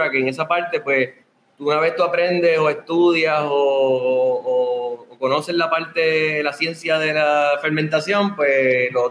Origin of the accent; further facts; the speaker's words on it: Sabana Grande, Puerto Rico; somos de Sabana Grande.